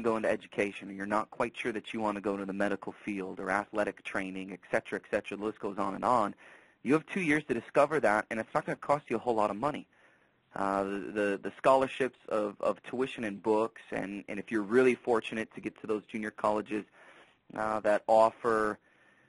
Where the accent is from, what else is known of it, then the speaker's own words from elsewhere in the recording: Wisconsin, United States; moved away as an adult; also born or lived in Sheboygan, Wisconsin; now in Dodge City, United States; Growing up in Wisconsin, never knew where Kansas was on the map until I made the move out here